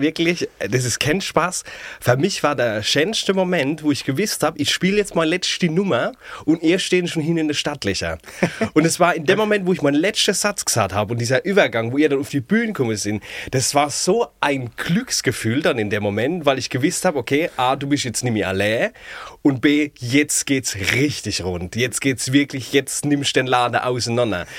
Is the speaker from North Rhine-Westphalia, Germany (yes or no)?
no; Ludwigshafen, Rhineland-Palatinate, Germany; accent: Palatine (Pfälzisch); also born or lived in Mannheim; aus der Pals